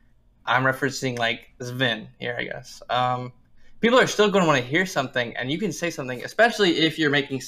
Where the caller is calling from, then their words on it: Birmingham, Alabama, United States; I'm calling from Birmingham, Alabama.